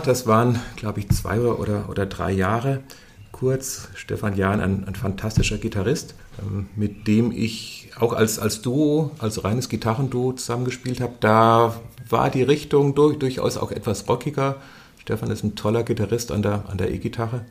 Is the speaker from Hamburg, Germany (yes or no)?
no; Fulda, Hesse, Germany; ich bin in, in, in, den 60er Jahren in Fulda geboren